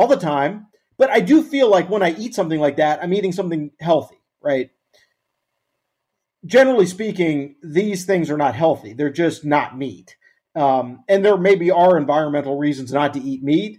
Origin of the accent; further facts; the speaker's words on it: Arkansas, United States; moved away; I'm from Arkansas originally. Go there every now and then to visit family